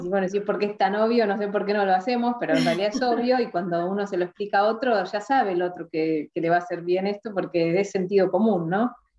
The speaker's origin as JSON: {"language": "Spanish", "country": "Argentina", "tie": "born or raised there", "said": "crecí acá en Argentina"}